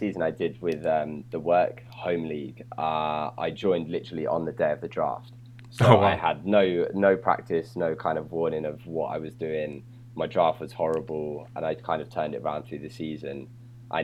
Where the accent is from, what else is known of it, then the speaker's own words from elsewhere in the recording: a little town just north of London, East of England, United Kingdom; now in London, United Kingdom; I'm from England. Obviously, I'm from a little town just north of London originally